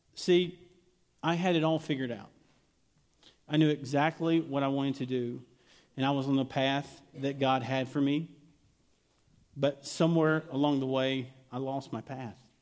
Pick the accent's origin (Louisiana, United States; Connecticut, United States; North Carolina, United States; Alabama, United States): Alabama, United States; accent: southern drawl; moved away; I'm originally from Alabama